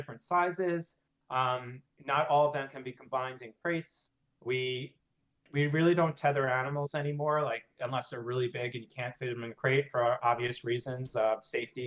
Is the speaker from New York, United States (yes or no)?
yes; New York, United States; also born or lived in Cincinnati, Ohio; I'm originally from New York. I reside in Brooklyn, New York right now.